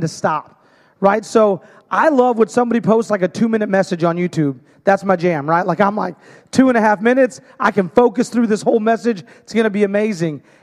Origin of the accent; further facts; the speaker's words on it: Hermiston, Oregon, United States; I'm from Hermiston, Oregon.